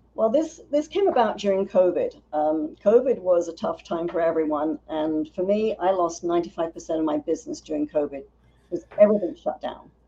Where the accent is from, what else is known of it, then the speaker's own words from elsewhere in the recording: London, United Kingdom; now in United States; I was born in North London